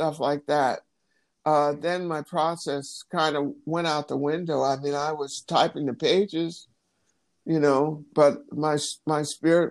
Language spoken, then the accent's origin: English; Michigan, United States; I'm from Michigan